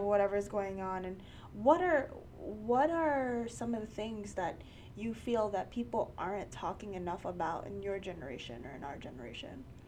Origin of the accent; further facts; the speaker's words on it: New York City, New York, United States; also born or lived in Bronx, New York; I am born and raised in New York um, in Queens